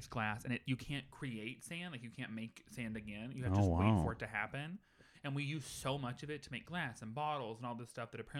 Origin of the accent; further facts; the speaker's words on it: the South, United States; I'm from the South. We had corn up the wazoo.